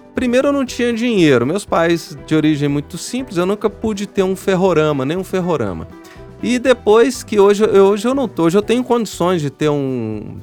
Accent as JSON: {"language": "Portuguese", "town": "São João del-Rei", "region": "Minas Gerais", "country": "Brazil", "said": "Eu sou de São João Del Rei, que é a cidade da Maria Fumaça"}